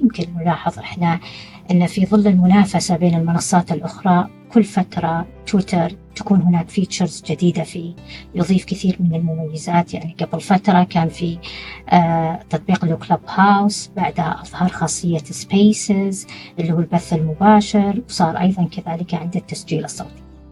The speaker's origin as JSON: {"language": "Arabic", "country": "Saudi Arabia", "said": "إحنا كسعوديين"}